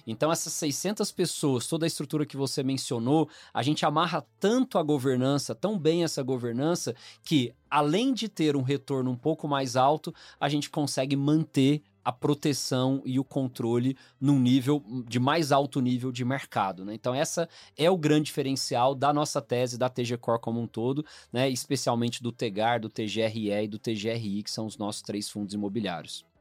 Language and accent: Portuguese; Goiânia, Goiás, Brazil; now in São Paulo, Brazil; eu sou natural de Goiânia, né? Minha família é toda de lá, mas em dois mil e um eu vim pra São Paulo